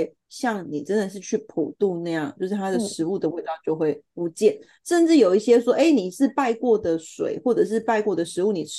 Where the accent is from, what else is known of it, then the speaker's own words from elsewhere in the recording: Taiwan; 我们就是台湾人